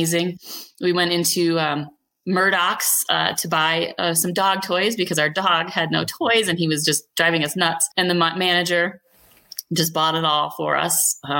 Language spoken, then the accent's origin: English; Minnesota, United States; now in Grand County, Colorado, United States; I'm from Minnesota originally.